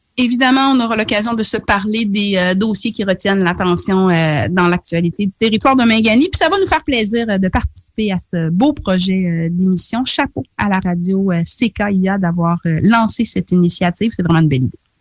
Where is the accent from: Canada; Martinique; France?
Canada; Charlevoix, Quebec; moved away as an adult; also born or lived in Haiti (ancestry); now in Havre-Saint-Pierre, Canada; je suis euh, d'origine haïtienne, mais j'ai grandi au Québec, donc dans la région de Charlevoix, puis ensuite dans la région de Québec